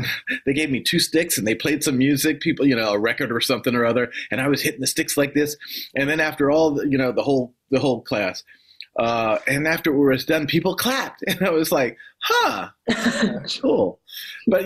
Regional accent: Washington, District of Columbia, United States; moved away as an adult; also born or lived in New York City; Washington, D.C., yeah, that's my hometown. I was born and raised there.

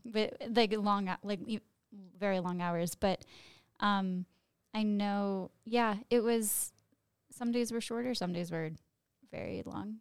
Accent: Chicago, Illinois, United States; I am from Chicago

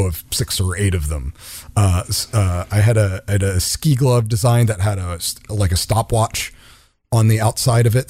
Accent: the suburbs of DC, Maryland, United States; moved away as an adult; now in California, United States; born and raised in Maryland, the suburbs of DC

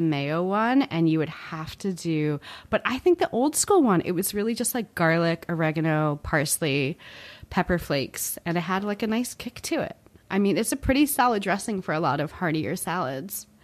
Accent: New Jersey, United States; I grew up in Central Jersey

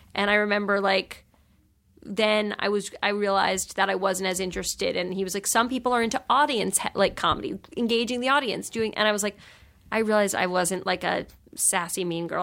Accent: New York, United States; I grew up in New York

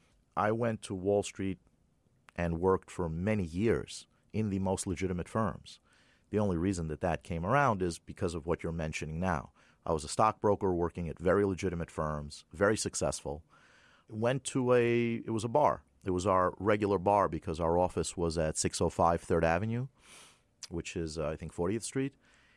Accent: Moscow, Russia; born there; moved away; I was born in Moscow, 1966. I immigrated with my family. We left as political refugees. We had to pay to give up our Soviet passports. And, you have to understand, being Jewish in the Soviet Union wasn't exactly a prize.

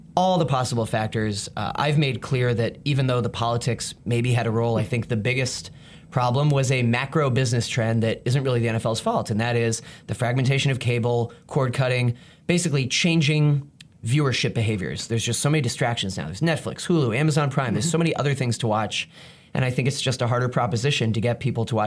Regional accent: Boston, Massachusetts, United States; now in New York, United States; I'm from Boston

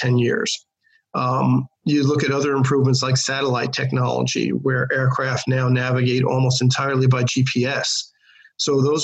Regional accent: New York, United States; as a kid growing up in New York

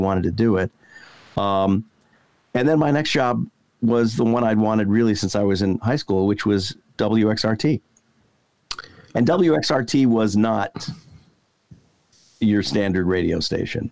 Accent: Detroit, Michigan, United States; moved away; my favorite radio station growing up in the Detroit area, WXYZ

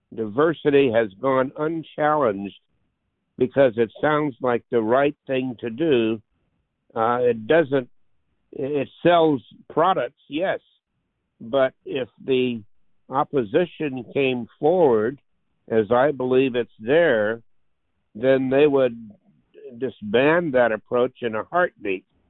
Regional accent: Leesville, Louisiana, United States; I was born in Leesville, Louisiana in 1939

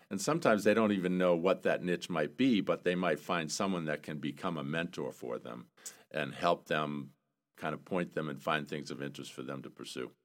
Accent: South Portland, Maine, United States; I grew up in Maine, South Portland, Maine

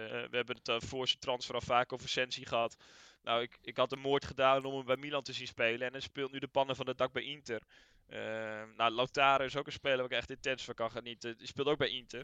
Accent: Netherlands

